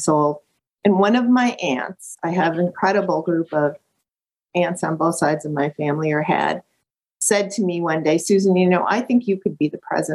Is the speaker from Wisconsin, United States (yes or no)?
yes; Lake Geneva, Wisconsin, United States; growing up in Lake Geneva, Wisconsin, which is a really beautiful small town between Milwaukee and Chicago